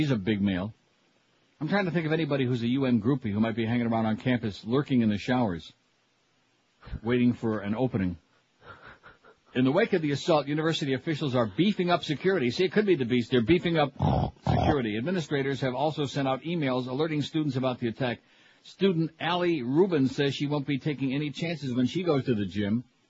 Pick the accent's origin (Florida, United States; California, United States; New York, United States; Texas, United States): New York, United States; Rochester; my hometown of Rochester, New York. I could throw a brick from where I'm sitting right now in Toronto across the lake to Rochester, right across Lake Ontario.